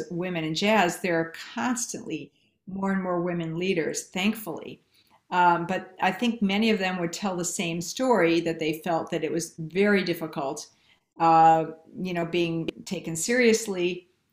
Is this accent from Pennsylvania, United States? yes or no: no; Milwaukee, Wisconsin, United States; moved away as an adult; also born or lived in New York; I was originally from Milwaukee, Wisconsin, and I moved to New York and lived there 14 years